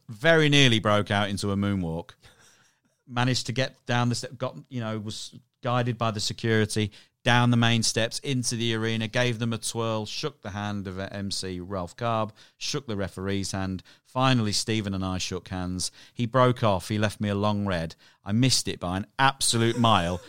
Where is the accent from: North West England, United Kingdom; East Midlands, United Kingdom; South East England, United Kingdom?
East Midlands, United Kingdom; Irthlingborough; I grew up in a town called Earthlingburgh in Northamptonshire